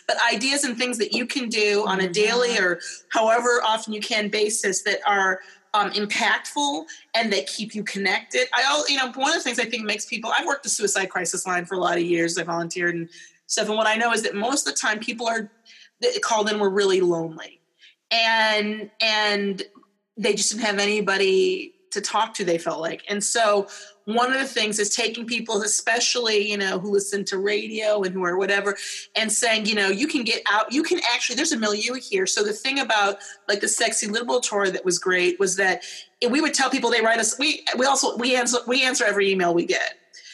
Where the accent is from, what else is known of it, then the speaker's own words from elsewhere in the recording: Michigan, United States; moved away as an adult; now in Los Angeles, United States; I grew up in Michigan where you drive a lot